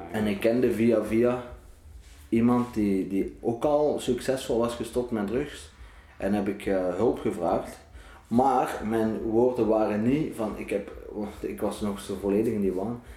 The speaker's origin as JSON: {"language": "Dutch", "town": "Ghent", "region": "Flanders", "country": "Belgium", "tie": "born or raised there", "said": "geboren in Gent, 1995"}